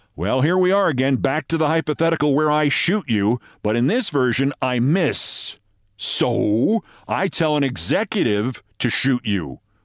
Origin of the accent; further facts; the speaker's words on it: New York City, New York, United States; Back to the pound in my hometown